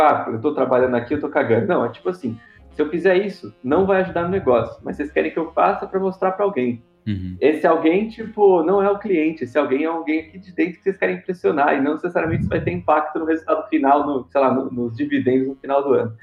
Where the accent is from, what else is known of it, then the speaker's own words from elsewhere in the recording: São Paulo, Brazil; Eu sou aqui de São Paulo